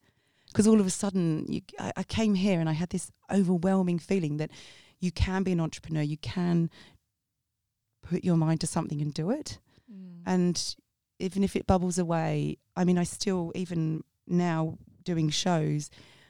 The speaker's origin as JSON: {"language": "English", "region": "South East England", "country": "United Kingdom", "tie": "born or raised there", "said": "I grew up in Sussex, where my mother answers the phone like that."}